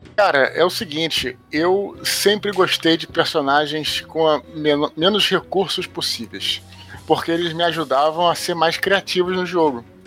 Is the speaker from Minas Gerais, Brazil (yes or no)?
no; Rio de Janeiro, Brazil; aqui no Rio, é, onde eu moro